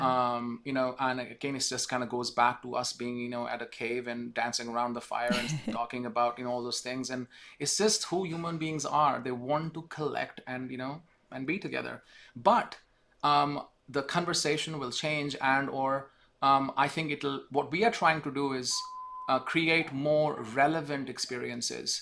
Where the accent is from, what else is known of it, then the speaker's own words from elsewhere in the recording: India; moved away as an adult; now in United States; I'm from India actually. I spent 20 years of my life there in the beginning.